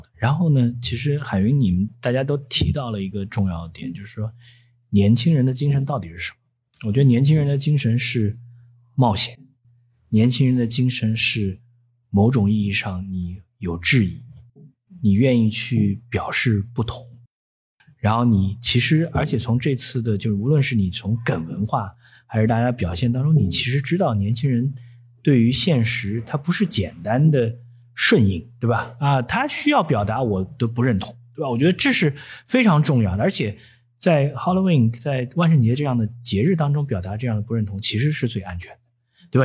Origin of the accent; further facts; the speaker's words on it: Nanjing, Jiangsu, China; moved away as an adult; now in Shanghai, China; 我不觉得自己是上海人，因为我毕竟在南京生活了嗯。生长了十八年，那是我的家